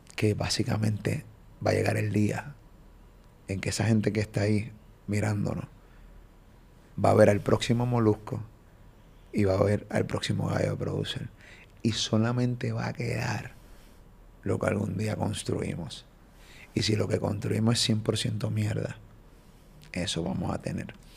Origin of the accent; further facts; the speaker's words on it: Puerto Rico; de Puerto Rico